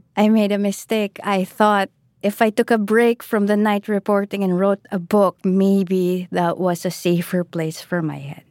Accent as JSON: {"language": "English", "country": "Philippines", "said": "I am Filipino."}